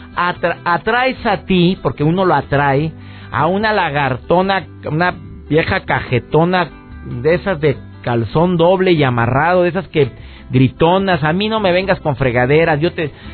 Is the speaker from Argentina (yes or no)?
no; Mexico